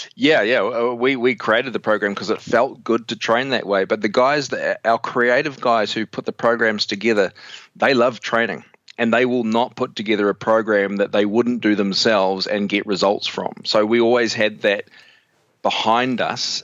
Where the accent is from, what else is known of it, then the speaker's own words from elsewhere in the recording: New Zealand; I'm from New Zealand, so if I sound funny, it's the New Zealand thing going on